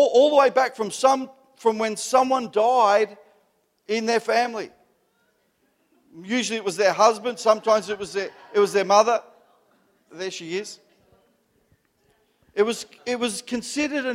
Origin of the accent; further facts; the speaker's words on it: Melbourne, Victoria, Australia; I grew up in the Italian culture. I'm an Italian Melbourne Italian